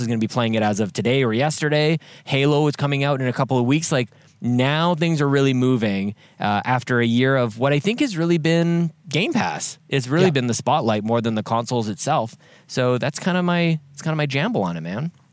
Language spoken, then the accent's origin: English; Canada; moved away; back into my home country